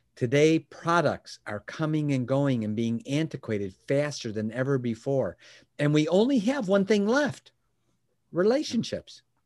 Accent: Chicago, Illinois, United States; was born and raised in Chicagoland area

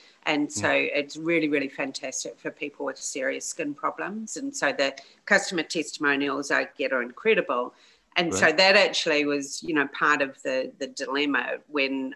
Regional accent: New Zealand; as a New Zealander

